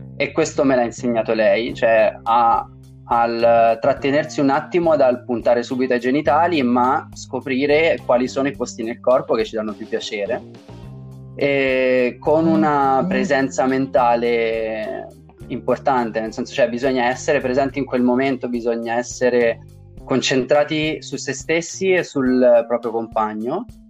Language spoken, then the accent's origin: Italian; Tuscany, Italy; dalle mie parti in Toscana